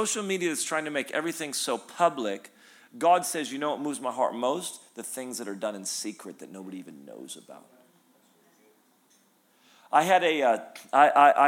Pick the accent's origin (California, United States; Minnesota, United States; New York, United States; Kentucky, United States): California, United States; Redding; also born or lived in Sacramento, United States; I grew up in Redding